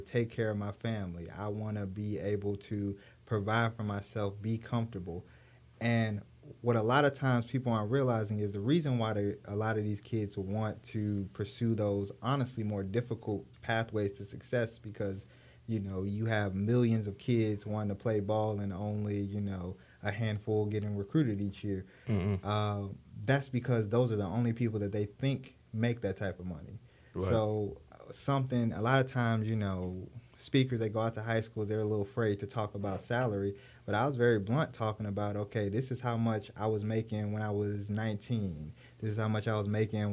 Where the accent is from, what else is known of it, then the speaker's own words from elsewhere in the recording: Texas, United States; I'm from Texas